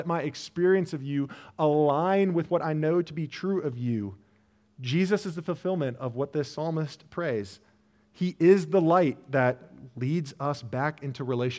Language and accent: English; Illinois, United States; Now, I did not grow up in Colorado. I grew up outside of Chicago.